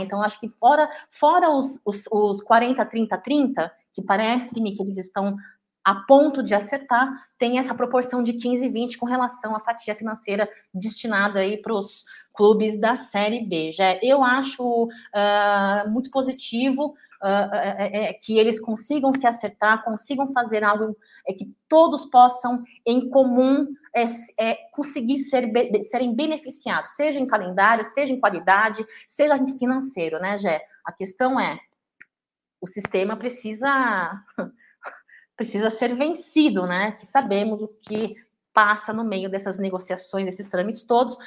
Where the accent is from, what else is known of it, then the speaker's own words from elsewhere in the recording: São Paulo, Brazil; eu estou em São Paulo, de volta à minha terra, à minha casa